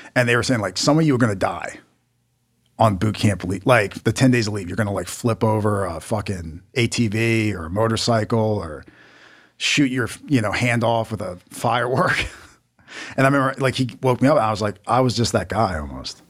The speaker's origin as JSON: {"language": "English", "region": "Maryland", "country": "United States", "said": "I'm from Maryland"}